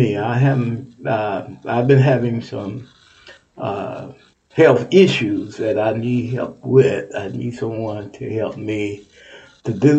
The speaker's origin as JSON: {"language": "English", "region": "Texas", "country": "United States", "said": "Texas is my home state"}